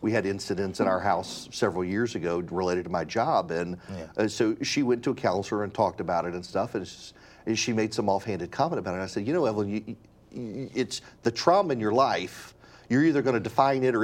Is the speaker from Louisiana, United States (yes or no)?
yes; rural Louisiana, United States; moved away as an adult; also born or lived in Dubai; now in Georgia, United States; I grew up in Dubai and then so rural Louisiana